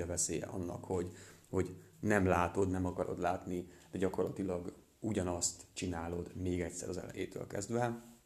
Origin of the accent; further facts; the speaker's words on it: Transcarpathia, Zakarpattia Oblast, Ukraine; moved away as an adult; now in Hungary; Nem itt nőttem fel, Kárpátalján